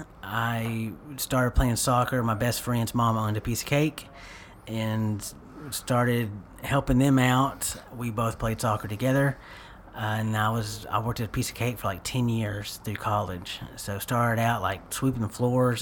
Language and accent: English; Paris, Texas, United States; also born or lived in Mount Pleasant, Texas; technically, I was born in Mount Pleasant, but I was only there for a few months, so I would say Parisian